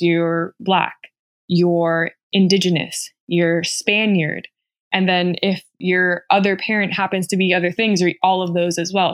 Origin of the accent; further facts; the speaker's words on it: Ceiba, Puerto Rico; moved away; I was born and raised in Ceiba, Puerto Rico, which I'm extremely proud